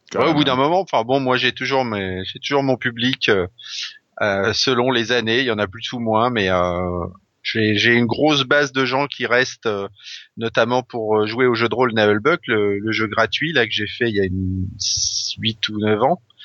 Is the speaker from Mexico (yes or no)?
no; Brittany, France; moved away; j'ai grandi en Bretagne une partie de ma jeunesse